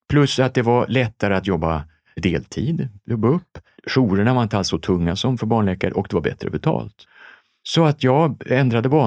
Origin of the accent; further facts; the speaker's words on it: Helsingborg, Skåne, Sweden; Jag är skåning från Helsingborg